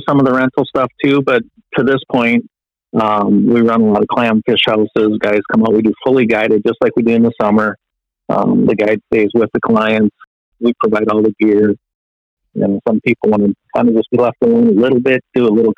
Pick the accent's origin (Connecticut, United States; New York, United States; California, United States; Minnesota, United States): Minnesota, United States; West Metro area; I grew up here in the West Metro area. Very blessed to have a lot of good fishing waters. My dad was a big fisherman. So as a very young kid, we'd go down and fish on Lake Minnetonka